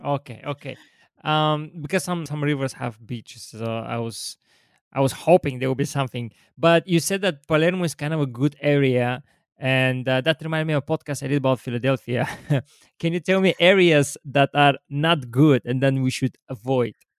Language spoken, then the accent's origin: English; Bulgaria; I'm from Bulgaria